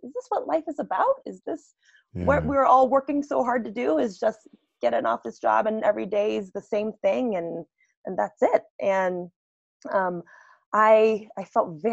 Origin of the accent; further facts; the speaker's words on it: United States; So I grew up in the States, and I come from a first generation family